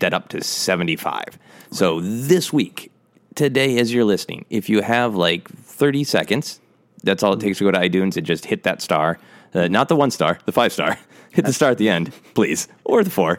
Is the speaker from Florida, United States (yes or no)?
no; Minnesota, United States; moved away; I will be back in Minnesota, my home state